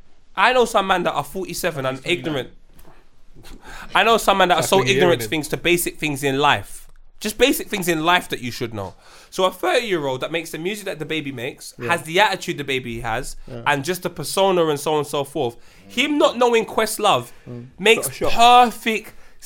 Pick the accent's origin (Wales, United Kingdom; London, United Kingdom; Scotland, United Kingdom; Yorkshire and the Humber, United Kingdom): London, United Kingdom; but …'s from New York, he's from the underground scene, I'm from London.